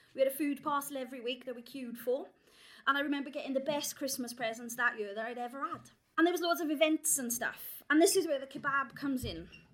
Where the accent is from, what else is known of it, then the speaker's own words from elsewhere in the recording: South Wales valleys, United Kingdom; I grew up in the South Wales valleys